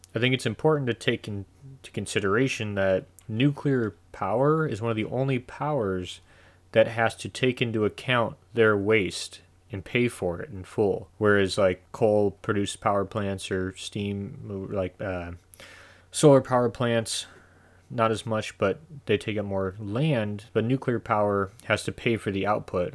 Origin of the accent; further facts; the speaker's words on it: United States; I'm an American, so we have the benefit of living in the greatest country on the planet.